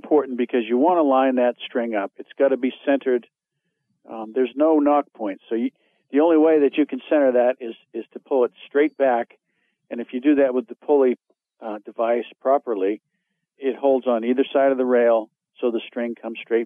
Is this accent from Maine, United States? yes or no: yes; Maine, United States; I'm from Maine